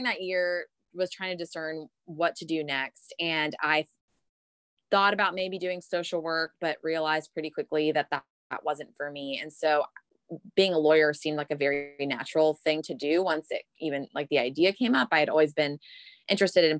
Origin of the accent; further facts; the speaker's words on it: Miami, Florida, United States; moved away as an adult; also born or lived in New Jersey / Dallas, Texas; now in Austin, United States; I grew up in Miami, Florida, in a big Cuban family